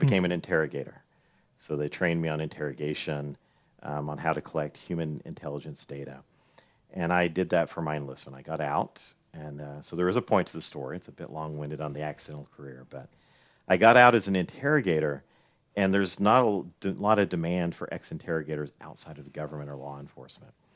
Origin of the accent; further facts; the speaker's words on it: Roan Mountain, Tennessee, United States; I actually grew up near here, um, in a town called Roan Mountain, Tennessee, uh, right on the North Carolina border.